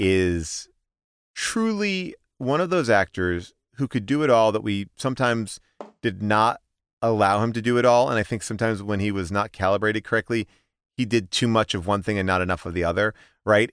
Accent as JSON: {"language": "English", "area": "Long Island", "region": "New York", "country": "United States", "tie": "born or raised there", "said": "I grew up in Long Island"}